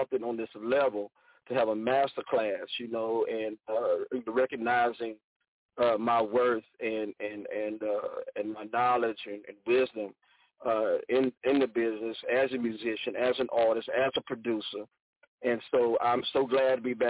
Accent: Southeast Georgia, United States; now in Houston, United States; I'm originally from Southeast Georgia

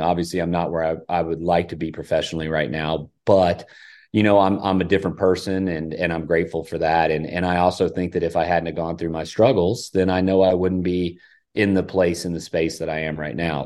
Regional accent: Hilton Head, South Carolina, United States; I grew up in Hilton Head with the heritage

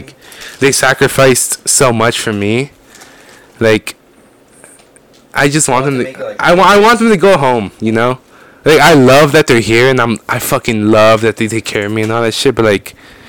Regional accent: Oceanside, California, United States; also born or lived in Mexico; I've lived in Oceanside, and then I moved to this house, I think they're around 6th or 7th grade.

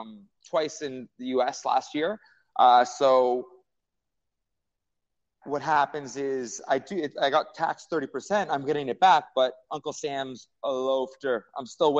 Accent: Mississauga, Ontario, Canada; also born or lived in Toronto; now in Montreal, Canada; I live in Montreal, but I also live in Toronto. I was born in Mississauga

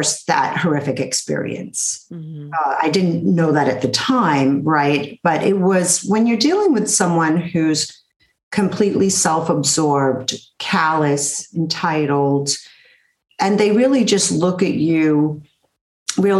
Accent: New York City, New York, United States; I was raised in Brooklyn in the 60s and 70s by a single mother

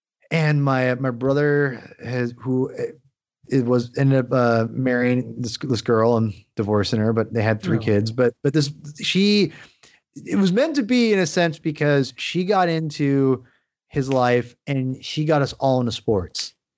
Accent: Washington, United States; And, I grew up 45 minutes outside of Seattle

